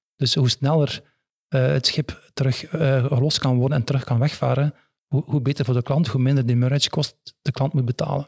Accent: Ghent, Flanders, Belgium; accent: Ghent; Ik ben van het Gentse, dus waarschijnlijk aan mijn accent gehoord

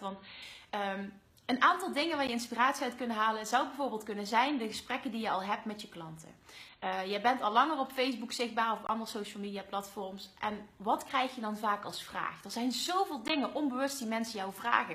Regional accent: Limburg, Netherlands; accent: Limburgs; mijn Limburgse accent.

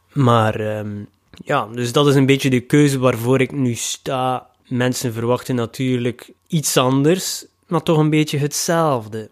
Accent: Ostend, Flanders, Belgium; in Oostende, mijn thuisstad

